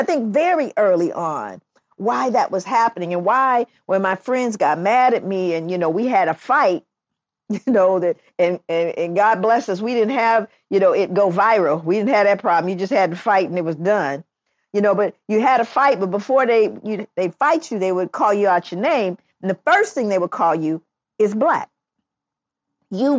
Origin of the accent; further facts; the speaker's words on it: Los Angeles, California, United States; moved away; I grew up in Los Angeles. I can't believe I'm back in Los Angeles